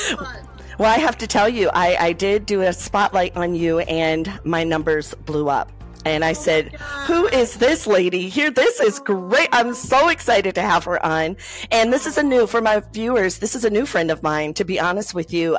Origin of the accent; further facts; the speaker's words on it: Covert, Michigan, United States; I was born and raised in right outside of South Haven, Michigan, in a oh, small town called Covert.